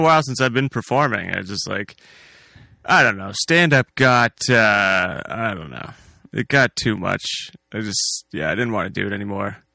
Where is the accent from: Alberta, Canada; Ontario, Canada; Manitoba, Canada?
Ontario, Canada; Hamilton; moved away as an adult; now in Delhi, Canada; I'm originally from Hamilton